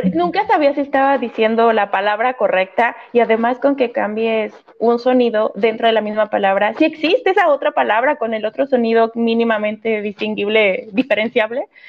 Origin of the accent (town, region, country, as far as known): Mexico; first language Spanish; moved away as an adult; now in France